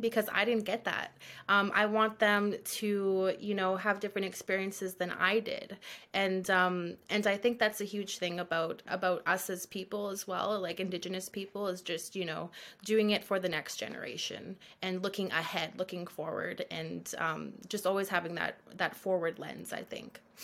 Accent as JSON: {"language": "English", "town": "Thunder Bay", "region": "Ontario", "country": "Canada", "tie": "born or raised there", "said": "I had the privilege of growing up in Thunder Bay"}